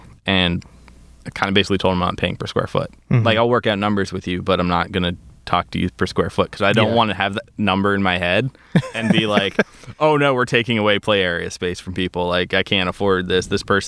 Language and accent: English; Princeton, New Jersey, United States; also born or lived in Bermuda / New Hampshire; My whole story is I'm from Princeton, New Jersey. Okay. I grew up in Bermuda for a little bit. Moved back to New Jersey, New Hampshire, and then out here a little over 10 years ago for college.